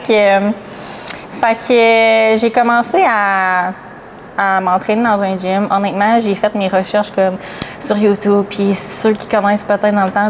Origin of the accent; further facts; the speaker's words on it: Quebec, Canada; Moi, je viens de la Gaspésie. Fait que, euh, petite Gaspésienne.